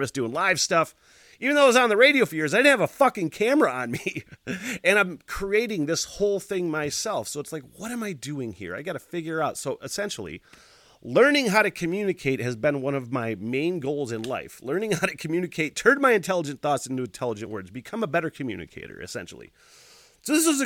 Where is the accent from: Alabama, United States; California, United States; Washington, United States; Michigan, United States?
Michigan, United States; Northern; I'm from Northern Michigan